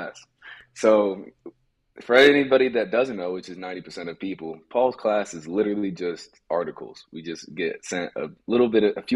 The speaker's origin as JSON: {"language": "English", "town": "Los Angeles", "region": "California", "country": "United States", "tie": "born or raised there", "said": "I grew up in Los Angeles"}